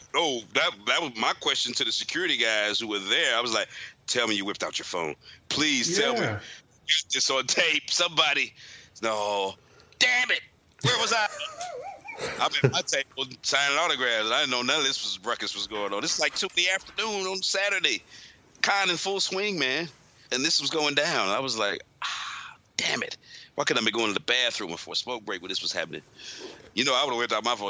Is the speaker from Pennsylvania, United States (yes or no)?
no; St. Louis, Missouri, United States; I'm from St. Louis